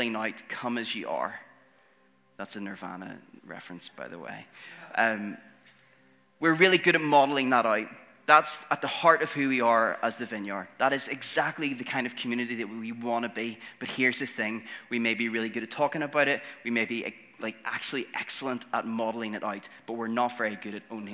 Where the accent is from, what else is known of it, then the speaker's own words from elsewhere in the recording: Northern Ireland, United Kingdom; all of the six Northern Irish boys, we all kind of grew up in church